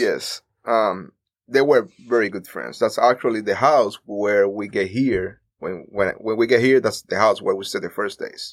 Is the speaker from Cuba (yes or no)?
yes; Cuba; moved away as an adult; now in United States; we are Cuban